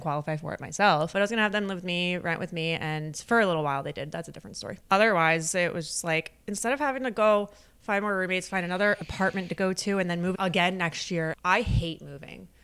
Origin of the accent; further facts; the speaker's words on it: Delaware County, Pennsylvania, United States; also born or lived in Exton, Pennsylvania; I grew up in Delco